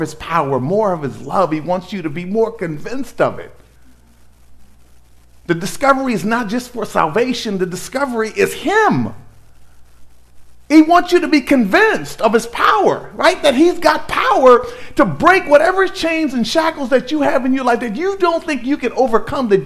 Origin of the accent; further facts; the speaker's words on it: Inglewood, California, United States; I grew up in Inglewood, California, predominantly black community